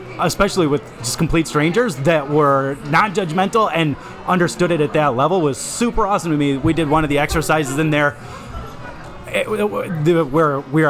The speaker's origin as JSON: {"language": "English", "town": "Detroit", "region": "Michigan", "country": "United States", "said": "We're from Metro Detroit area."}